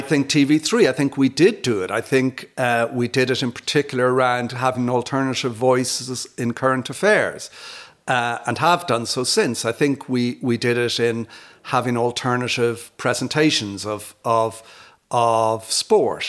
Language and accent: English; Dublin, Leinster, Ireland; moved away as an adult; also born or lived in United States; now in Glasthule, Ireland; I'm from Dublin. I came back here, I grew up in Dundrum.